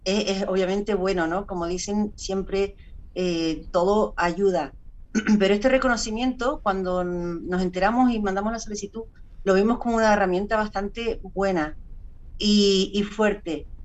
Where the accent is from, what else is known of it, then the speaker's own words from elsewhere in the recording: Tenerife, Canary Islands, Spain; soy de Tenerife